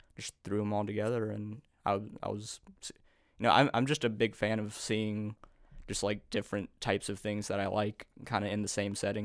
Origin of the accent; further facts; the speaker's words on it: Overland Park, Kansas, United States; now in Kansas City, United States; I grew up in Overland Park. I went to Olathe schools, and I moved to the city, uh, a couple years ago now